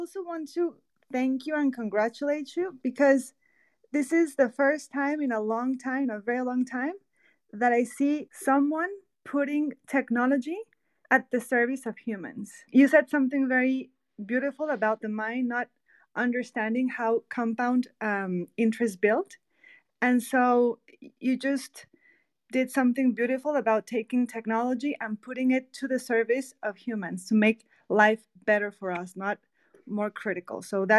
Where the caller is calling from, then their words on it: Mexico; I am listening from Mexico.